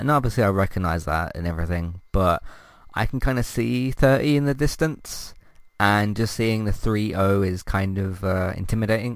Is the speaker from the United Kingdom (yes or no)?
yes; United Kingdom; I'm British